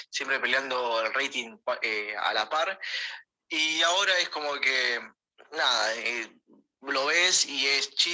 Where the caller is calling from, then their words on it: Caballito, Buenos Aires, Argentina; ¿cómo andan? … de Caballito y quería preguntarles acerca de cómo, qué es lo que causó la decadencia de Canal 13